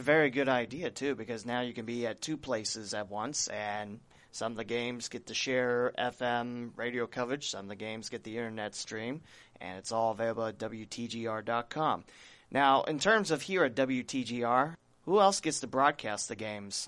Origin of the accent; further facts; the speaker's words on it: Preble County, Ohio, United States; I'm from the Preble County area